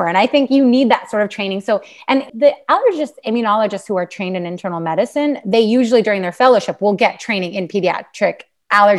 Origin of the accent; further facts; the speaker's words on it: Pennsylvania, United States; I'm from Pennsylvania, actually kind of born and bred there.